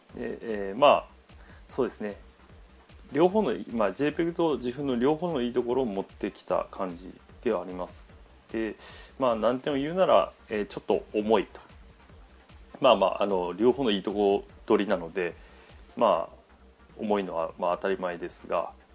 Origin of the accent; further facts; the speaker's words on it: Fukuoka, Japan; also born or lived in Tokyo; 福岡県じゃ在住。えー、まあ、福岡生まれで、えー、その後、まあ、十八から、えー、二十五歳までか。七年間東京に行ってたんですけど、えー、その後、福岡に戻ってきまして